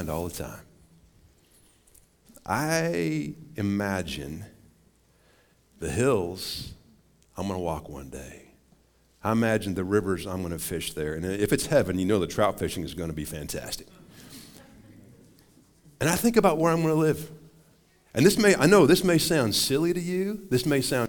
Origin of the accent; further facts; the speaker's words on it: Montana, United States; now in Wichita Falls, United States; I grew up in Montana